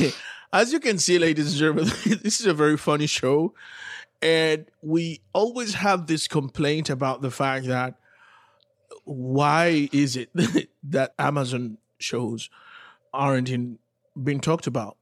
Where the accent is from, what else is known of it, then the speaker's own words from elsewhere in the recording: Haiti; moved away; being from Haiti, growing up in Haiti